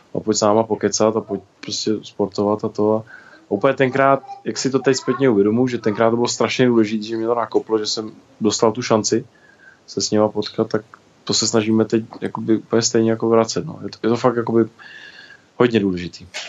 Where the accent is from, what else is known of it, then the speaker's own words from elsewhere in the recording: České Budějovice, South Bohemian Region, Czechia; jsem vozíčkář z Budějovic.